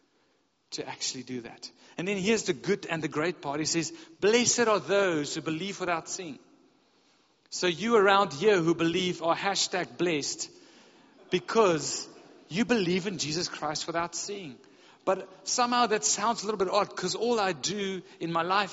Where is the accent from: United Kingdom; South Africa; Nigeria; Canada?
South Africa; we're from South Africa